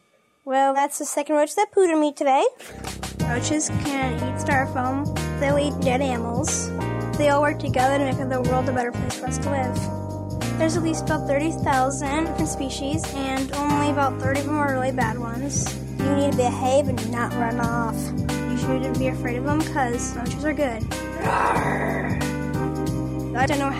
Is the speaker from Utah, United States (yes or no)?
no; Oklahoma, United States; I am from Clam, Oklahoma